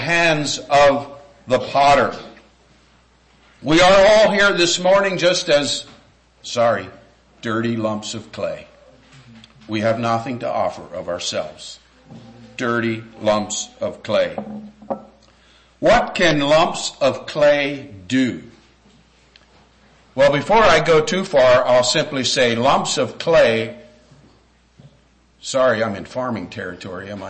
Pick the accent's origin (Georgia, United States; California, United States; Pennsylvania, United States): Pennsylvania, United States; Lancaster; moved away as an adult; now in West Virginia, United States; I grew up in Lancaster, Pennsylvania